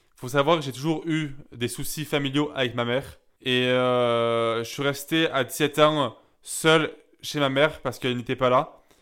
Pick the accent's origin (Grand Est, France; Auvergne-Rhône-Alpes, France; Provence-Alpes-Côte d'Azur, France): Provence-Alpes-Côte d'Azur, France; Gap; à Gap, là où j'ai grandi